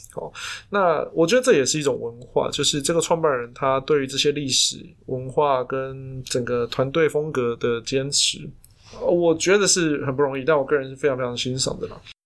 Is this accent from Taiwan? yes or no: yes; Taiwan; 我们台湾人